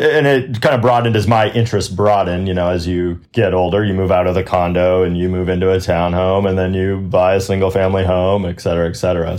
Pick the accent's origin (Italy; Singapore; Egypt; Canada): Canada; Winnipeg, Manitoba; accent: Canadian; moved away as an adult; now in United States; I was born in Winnipeg, up in Canada, lived in Canada for a long time, and then came down to the United States 15, 16 years ago. Having grown up in Canada, I have still a little bit of a Canadian accent.